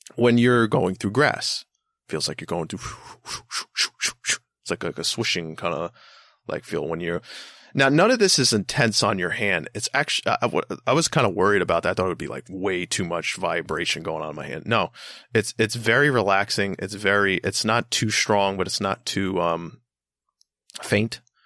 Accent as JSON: {"language": "English", "area": "Long Island", "region": "New York", "country": "United States", "tie": "born or raised there", "also_born_or_lived": "Bronx, New York", "said": "I've lived on Long Island pretty much my entire life. I was born in the Bronx, you know, I was, we moved to Long Island when I was, like, b, not even one. So, pretty much raised my entire life here"}